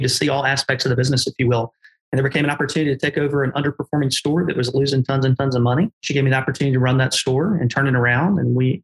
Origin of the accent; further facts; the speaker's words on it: Olive Branch, Mississippi, United States; my hometown store that I started in Olive Branch, Mississippi